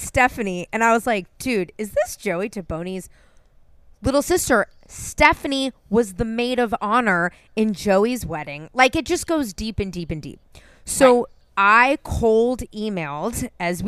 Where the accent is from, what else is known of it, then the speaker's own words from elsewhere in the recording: San Francisco, California, United States; I'm born and raised in San Francisco